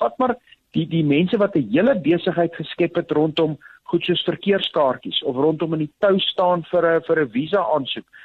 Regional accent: South Africa; ons in Suid-Afrika groot geword

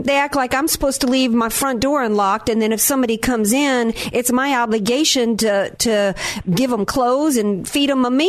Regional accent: Louisiana, United States; also born or lived in North Carolina; I'm from Louisiana, I was born in North Carolina

